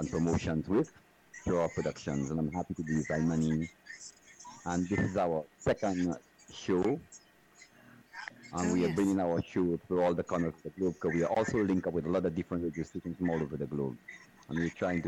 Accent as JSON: {"language": "English", "region": "Soufrière", "country": "St. Lucia", "tie": "born or raised there", "said": "I grew up in a small town in Sufuye. St. Lucia, which is called Sufuye Volcano Town."}